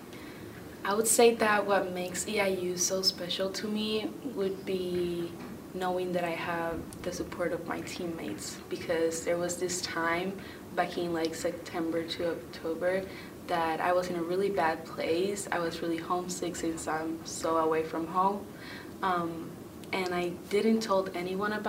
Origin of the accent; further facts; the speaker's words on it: Puerto Rico; moved away as an adult; now in Illinois, United States; I'm from Puerto Rico